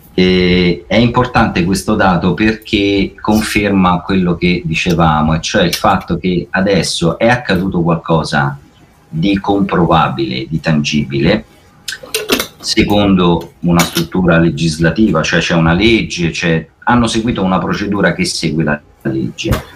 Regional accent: Italy; io da italiano ho a cuore il mio paese

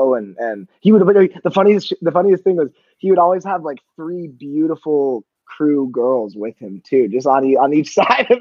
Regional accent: San Diego, California, United States; I grew up in San Diego

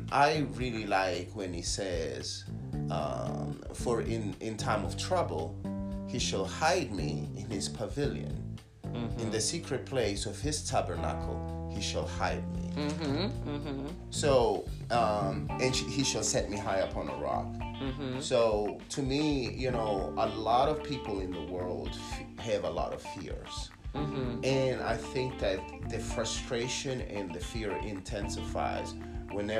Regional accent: Italy; now in United States; I grew up in Italy, so it was a different experience. It was the Catholic Church. Then I moved to the United States

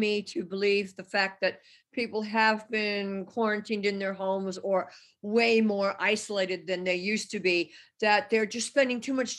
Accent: Germany; now in United States; I'm German, I'm from Germany.

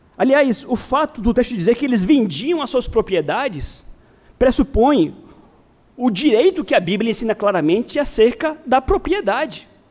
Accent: Brazil; somos brasileiros

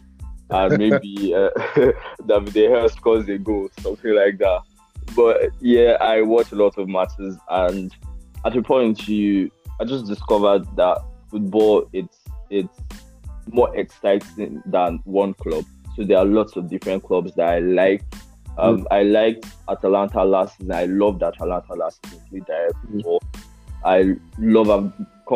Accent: Nigeria; as a Nigerian Manchester United fan

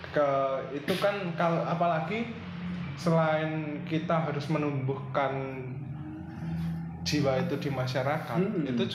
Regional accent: Java, Indonesia; accent: medok; kami logat kami yang medok

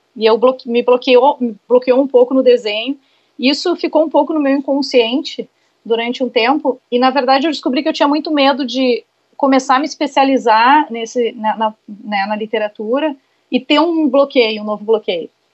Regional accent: Santo Ângelo, Rio Grande do Sul, Brazil; moved away as an adult; foi onde eu nasci e eu morei até os meus 19 anos

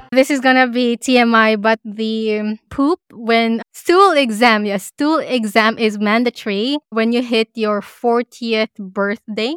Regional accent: Philippines; now in Australia; as a Filipino immigrant

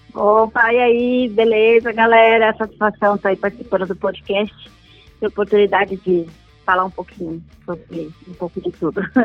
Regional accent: São Paulo, Brazil; Eu nasci na Vila Medeiros, né? Nasci na Vila Maria

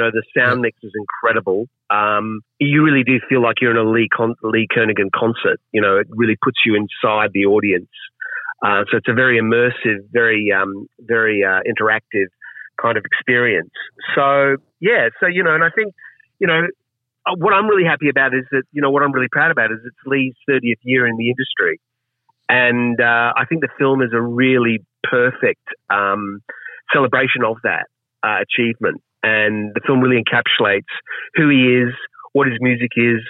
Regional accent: Queensland, Australia; I'm from Queensland, so even though I'm from the city

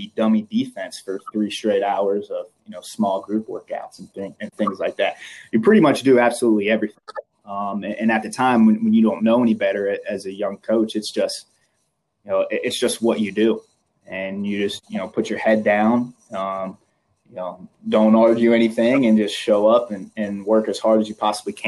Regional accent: Cincinnati, Ohio, United States; the fact that I was from Cincinnati caught his eye.

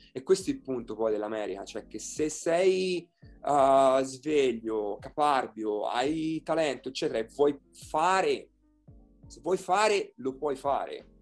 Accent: Italy; moved away as an adult; also born or lived in Florida, United States / Tucson, United States / Las Vegas, United States; now in Seattle, United States; Sono partito dall'Italia e insegnavo italiano

